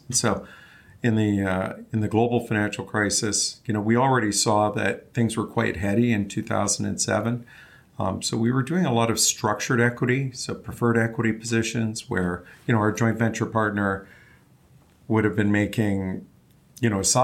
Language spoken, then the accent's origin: English; Vancouver, British Columbia, Canada; moved away as an adult; I'm originally from Vancouver, Canada